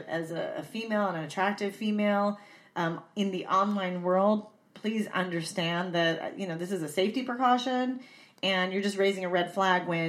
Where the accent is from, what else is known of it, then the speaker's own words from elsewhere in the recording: San Diego, California, United States; I'm from San Diego.